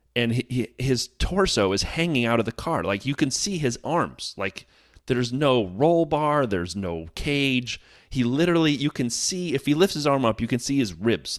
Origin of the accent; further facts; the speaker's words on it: United States; as an American here